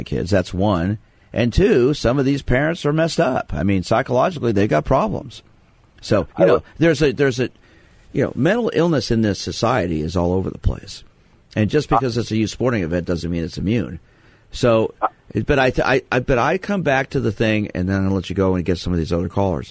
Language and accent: English; New York City, New York, United States; I was born in Brooklyn, not a small town